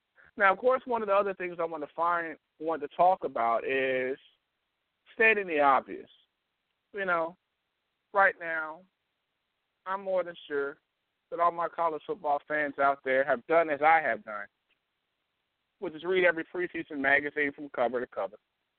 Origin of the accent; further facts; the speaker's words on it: Tennessee, United States; my home state, the Tennessee Volunteers